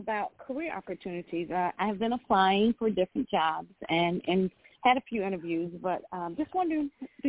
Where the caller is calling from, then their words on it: Georgia, United States; I'm calling from Georgia.